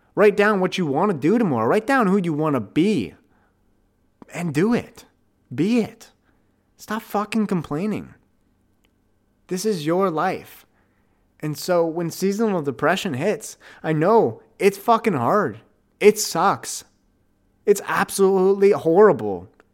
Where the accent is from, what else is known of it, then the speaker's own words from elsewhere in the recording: Ottawa, Ontario, Canada; Ottawa, my hometown